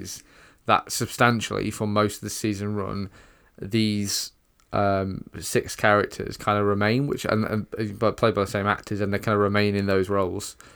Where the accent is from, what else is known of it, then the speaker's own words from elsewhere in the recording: United Kingdom; us as British viewers